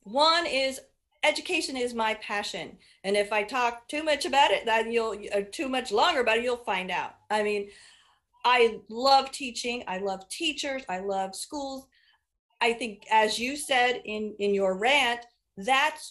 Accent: Indianapolis, Indiana, United States; now in Hancock County, United States; I grew up on the Near East Side of Indy in Marion County

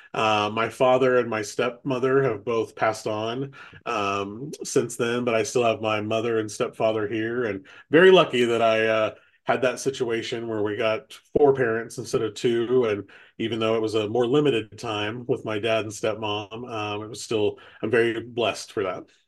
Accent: Kokomo, Indiana, United States; also born or lived in Washington, D.C.; I'm from, born and raised in Kokomo. Uh, went to high school here.

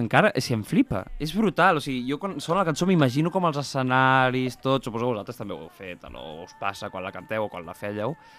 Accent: Molins de Rei, Catalonia, Spain; nosaltres venim de Molins

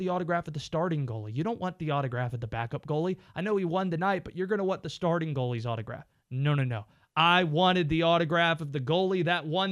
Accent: Youngsville, North Carolina, United States; I grew up outside of Raleigh, small town of Youngsville near the city of Wake Forest

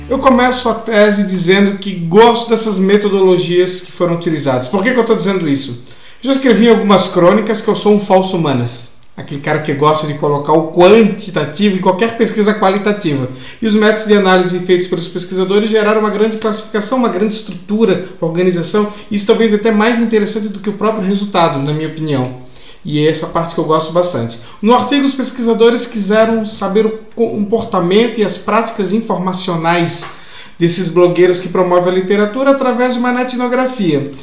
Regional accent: Blumenau, Santa Catarina, Brazil; na cidade de onde eu venho, que aliás, no dia da gravação hoje, que é quarta-feira, está fazendo 170 anos, cidade de Blumenau

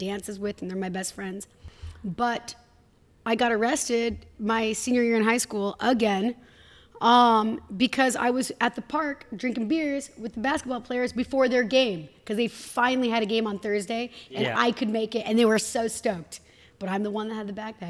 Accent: Hood River, school at Bellarmine Prep, Pacific Northwest, United States; also born or lived in Tacoma, Washington; They raised me in Hood River, windsurfing, kite surfing, every single weekend

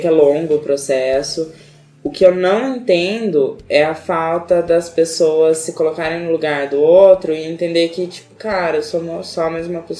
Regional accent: Arapongas, Paraná, Brazil; born there; É, eu nasci em Arapongas

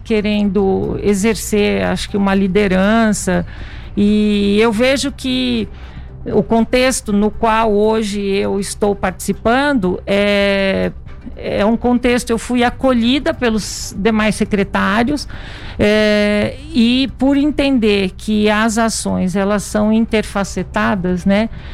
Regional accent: Itajubá, Minas Gerais, Brazil; eu sou de Minas Gerais, sul de Minas, Itajubá

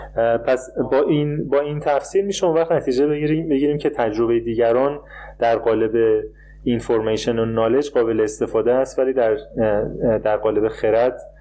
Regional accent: Iran; moved away; من به عنوان یه ایرانی اینجوری بزرگ شدم که کشورم رو دوست نداشتم

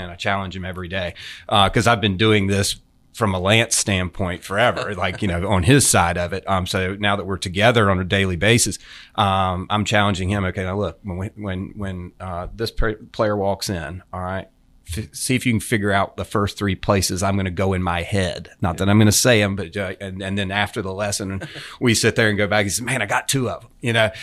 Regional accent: coast of North Carolina, United States; also born or lived in Hilton Head, South Carolina / Saint Simons Island, Georgia; now in Jupiter, United States; Grew up on the coast of North Carolina

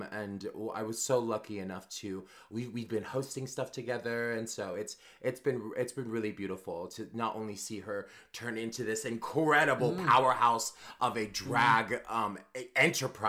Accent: Arizona, United States; also born or lived in Los Angeles / New York; now in Oahu, United States; I grew up in the middle of the desert in Arizona

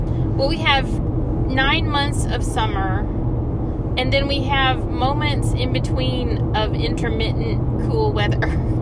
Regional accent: Texas, United States; born or raised there

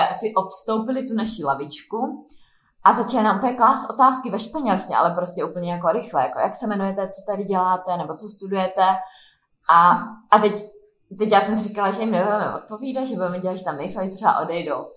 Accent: Prague, Czechia; U nás v Praze

